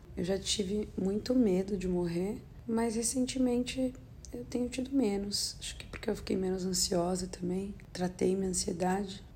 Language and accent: Portuguese; Brazil; also born or lived in Los Angeles, United States; now in New York, United States; eu sou brasileira